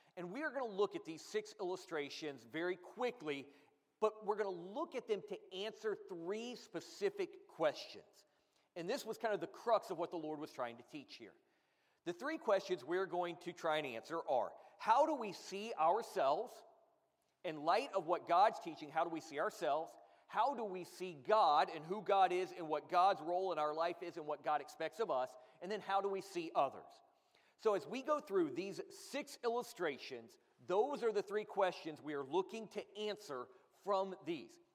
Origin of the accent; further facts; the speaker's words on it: Florida, United States; I grew up in Florida